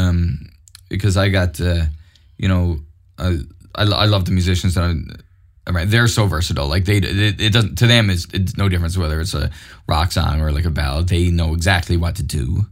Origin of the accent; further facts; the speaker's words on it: Mount Pearl, Newfoundland and Labrador, Canada; also born or lived in St. John's; growing up in Mount Pearl was great